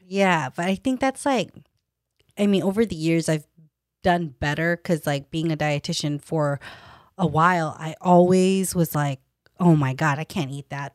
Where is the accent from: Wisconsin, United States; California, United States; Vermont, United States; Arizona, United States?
California, United States; Stockton; also born or lived in Davis; I was a girl from Stockton, born and raised